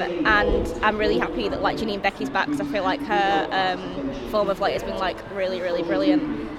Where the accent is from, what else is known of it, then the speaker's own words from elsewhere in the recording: Manchester, North West England, United Kingdom; we're both from Manchester.